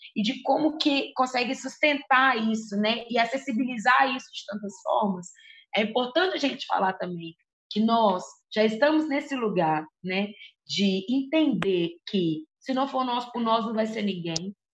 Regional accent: Contagem, Minas Gerais, Brazil; sou da quebrada do Ressaca, em Contagem, região metropolitana de Belo Horizonte

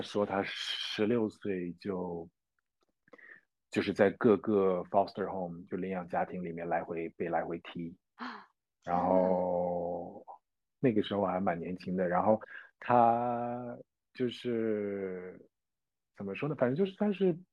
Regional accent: Jiangsu, China; moved away as an adult; also born or lived in Guangzhou; now in New Zealand; 我是江苏人，在广州上学

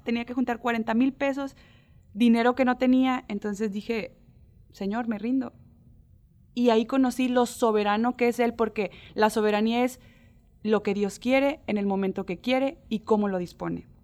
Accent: Mexico

